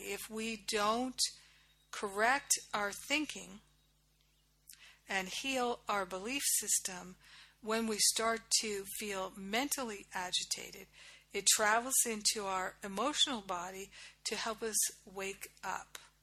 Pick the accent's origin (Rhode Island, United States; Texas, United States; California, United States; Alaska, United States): Rhode Island, United States; moved away as an adult; also born or lived in Boston / New York / Los Angeles / Kauai; I grew up in Rhode Island.